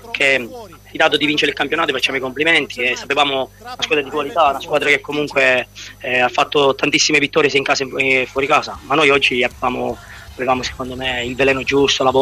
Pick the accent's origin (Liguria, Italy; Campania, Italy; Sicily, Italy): Sicily, Italy; Catania; specialmente io sono di Catania, segnare il Catania, un'emozione che non si può spiegare.